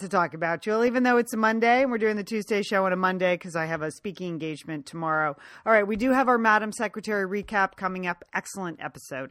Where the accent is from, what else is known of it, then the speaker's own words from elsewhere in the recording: Pasadena, California, United States; Romans is my hometown bookstore. It's the oldest independent bookstore in Southern California.